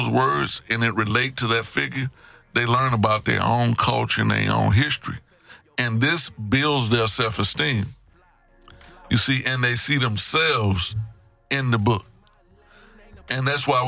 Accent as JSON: {"language": "English", "town": "Houston", "region": "Texas", "country": "United States", "said": "I was next door in Trinity Garden."}